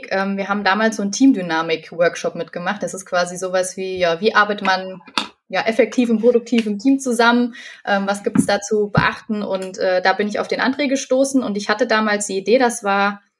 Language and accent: German; Fulda, Hesse, Germany; ich bin 24 Jahre alt, ich komme aus Fulda